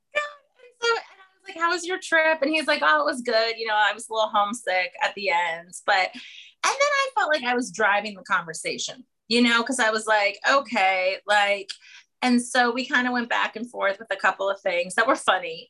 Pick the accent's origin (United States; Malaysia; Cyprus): United States; small town near Harrisburg, Pennsylvania; moved away as an adult; now in New York City, United States; I'm from a small town in the south central part of the state, so um, near Harrisburg